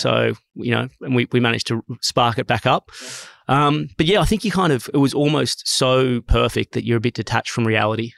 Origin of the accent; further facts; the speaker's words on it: Sydney, New South Wales, Australia; I grew up in a really stable, loving family. I grew up in Mossman